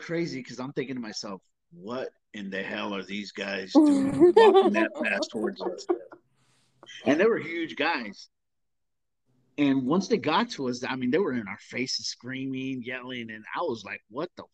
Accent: Southern California, United States; I grew up in Southern California

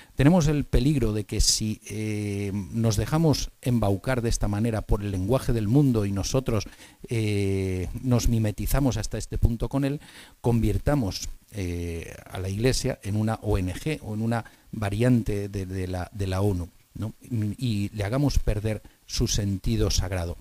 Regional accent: Spain; como españoles

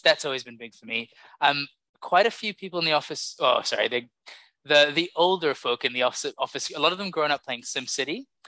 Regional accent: Samoa; I grew up in Samoa

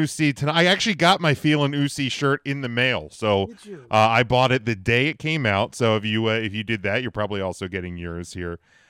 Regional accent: Pennsylvania, United States

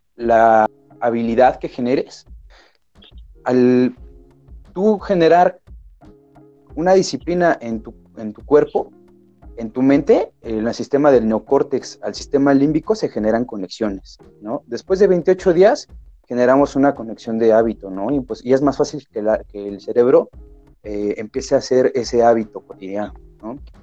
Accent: Mexico; mi país, que es México

